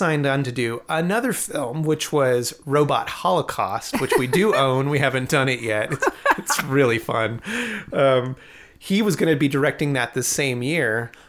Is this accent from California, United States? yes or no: no; New York, United States; born there; I mean, I was born in New York, but not in the city.